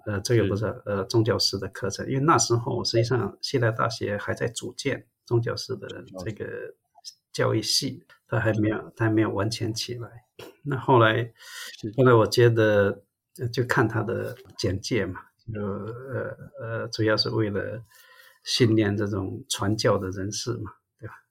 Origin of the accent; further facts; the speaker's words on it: Zhangzhou, Fujian, China; moved away as an adult; also born or lived in Shantou, Guangdong, China; now in United States; 我的家乡漳州是接近潮州的，跟汕头，澄海，所以，呃，实际上我也讲潮州话。那当然后来，呃，我们家也在汕头那边住